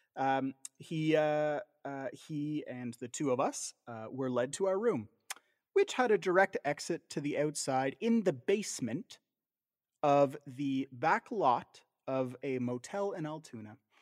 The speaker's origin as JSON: {"language": "English", "region": "Southern Ontario", "country": "Canada", "tie": "born or raised there", "said": "growing up in Southern Ontario, uh, as we both did"}